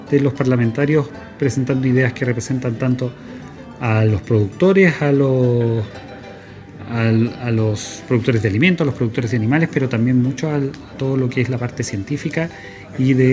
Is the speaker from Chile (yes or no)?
yes; Río Bueno, Los Ríos, Chile; yo soy de Río Bueno, digamos, pero soy presidente de una asociación gremial de agricultores y ganaderos, ganafax se llama, de la región de los ríos.